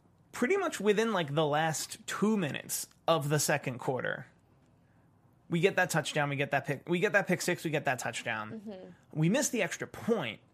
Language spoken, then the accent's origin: English; Philadelphia, Pennsylvania, United States; I'm from Philadelphia